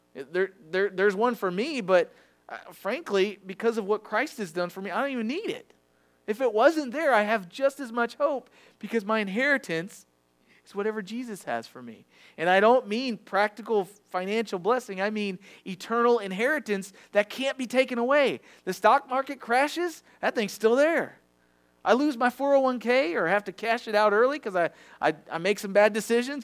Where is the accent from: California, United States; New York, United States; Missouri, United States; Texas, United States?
Missouri, United States; Farmington; I was raised in Farmington, so I went to the Farmington schools